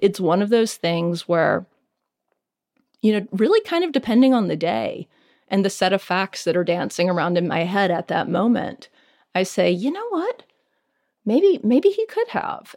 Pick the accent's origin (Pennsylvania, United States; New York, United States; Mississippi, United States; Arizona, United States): Mississippi, United States; Greenville; moved away; This is my hometown